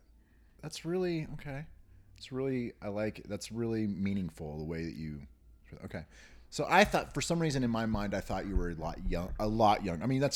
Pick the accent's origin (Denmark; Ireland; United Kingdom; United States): United States; Newton, Kansas; I'm from Newton